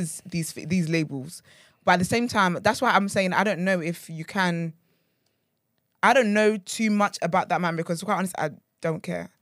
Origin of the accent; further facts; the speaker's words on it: Nigeria; I'm, I'm proudly Nigerian